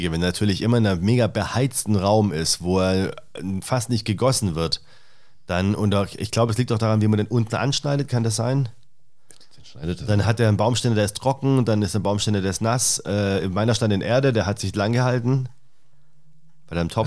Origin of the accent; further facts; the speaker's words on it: Stuttgart, Baden-Württemberg, Germany; Ich komme aus Stuttgart ursprünglich.